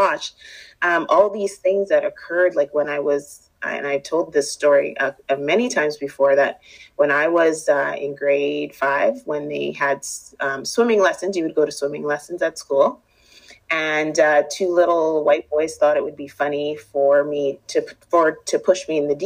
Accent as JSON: {"language": "English", "town": "Winnipeg", "region": "Manitoba", "country": "Canada", "tie": "born or raised there", "said": "I'm born and raised here in Winnipeg, and I grew up in Transcona"}